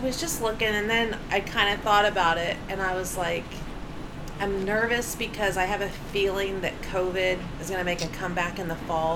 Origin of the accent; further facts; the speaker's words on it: Bartlesville, Oklahoma, United States; also born or lived in Simi Valley, California; I grew up in Bartlesville, Oklahoma